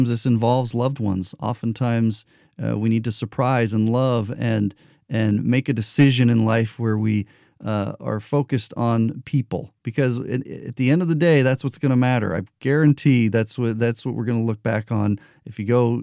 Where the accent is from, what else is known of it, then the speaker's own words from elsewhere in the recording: New Mexico, United States; I grew up in New Mexico.